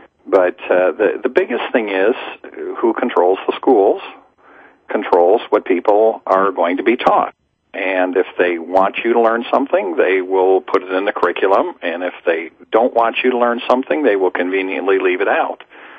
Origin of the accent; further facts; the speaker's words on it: Dallas, Texas, United States; No, I'm from Dallas.